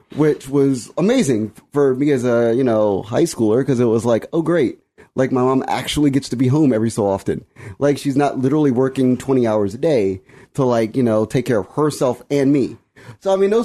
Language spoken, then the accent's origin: English; Washington, District of Columbia, United States; I was born 1210 Eastern Avenue Northeast, near Deanwood Metro Station.